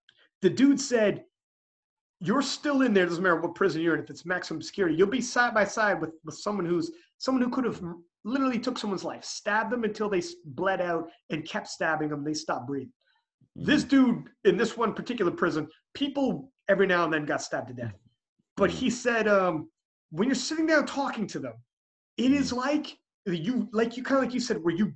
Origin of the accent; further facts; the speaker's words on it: Canada; I'm Canadian